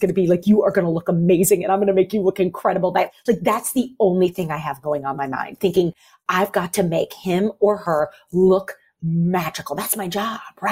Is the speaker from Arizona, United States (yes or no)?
no; St. Louis, Missouri, United States; I grew up in St. Louis and in high school, and I'm a kid of the 90s